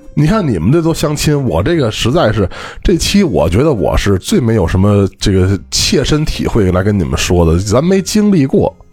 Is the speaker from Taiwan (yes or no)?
no; Beijing, China; 我们北京这边呢，你像我从小到大这个被教的就是吃饭